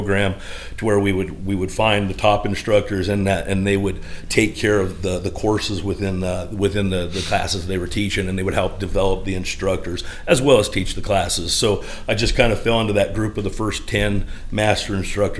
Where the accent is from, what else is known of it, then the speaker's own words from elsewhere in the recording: Delta, Colorado, United States; we're both from Delta